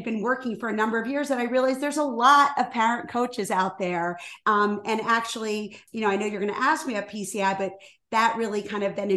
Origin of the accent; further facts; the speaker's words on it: Washington, District of Columbia, United States; moved away as an adult; also born or lived in Rhode Island; now in Chicago, United States; I was born and raised in Washington, D.C.